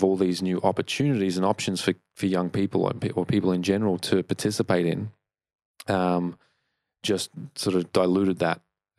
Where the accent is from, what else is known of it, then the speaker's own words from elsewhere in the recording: Melbourne, Victoria, Australia; when I grew up in Melbourne